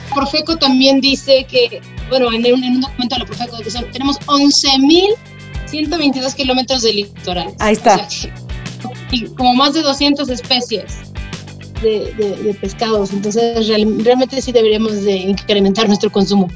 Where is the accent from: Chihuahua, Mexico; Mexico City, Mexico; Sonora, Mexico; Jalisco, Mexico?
Sonora, Mexico; Hermosillo; moved away; yo viví en mi infancia una etapa en Sonora. En Sonora, en Hermosillo